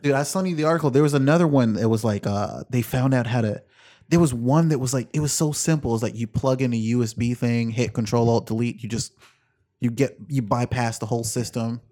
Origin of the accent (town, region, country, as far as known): United States